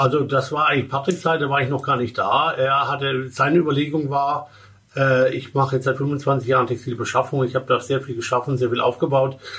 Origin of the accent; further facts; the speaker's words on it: Baden-Württemberg, Germany; moved away as an adult; Ich komme gebürtig aus dem Badischen, mhm. dem wunderschönen Badischen. Äh, und äh, habe dort 20 Jahre gelebt